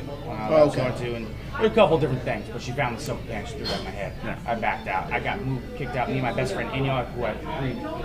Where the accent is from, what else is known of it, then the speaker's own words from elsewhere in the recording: Southern California, United States; now in Hartford, United States; I grew up in Southern California